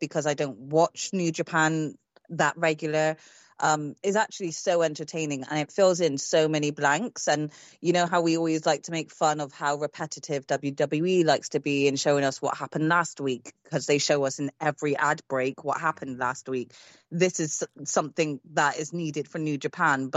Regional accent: United Kingdom; I'm British

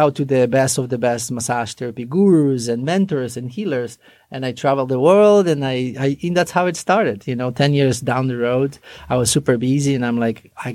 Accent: Poland; English is a second language; moved away as an adult; now in United States; I finished massage therapy school back in Poland. Mm-hmm. And then the real journey started here in America. I came here in 1999

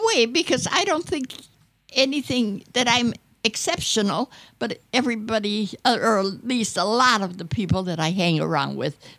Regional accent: Detroit, Michigan, United States; also born or lived in Schenectady, New York; I was born in New York, in Schenectady, New York, but I came here when I was about 9 months old, and I was raised in Detroit near the Plymouth factory there, and I lived there till I got married.

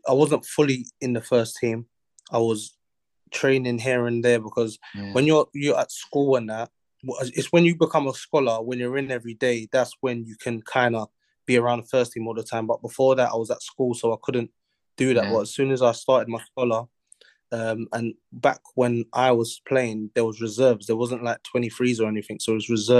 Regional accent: London, United Kingdom; I'm from South London

